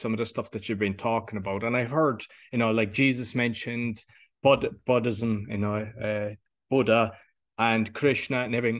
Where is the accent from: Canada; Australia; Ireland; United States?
Ireland; being Irish